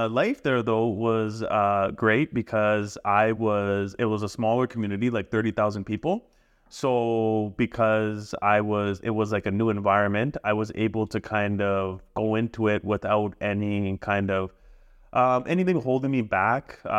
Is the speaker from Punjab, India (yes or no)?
yes; Punjab, India; also born or lived in Abbotsford, Canada / Okotoks, Canada; now in Canada; I'm literally from Okotoks, Abbotsford, and India. Yeah, like I'm from all places, man. Yeah, I'm from Punjab, I'm from Abbotsford, and I'm from Okotoks.